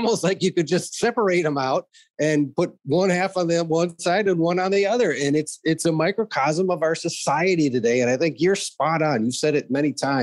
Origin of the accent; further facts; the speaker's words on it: Wisconsin, United States; moved away; I grew up in Wisconsin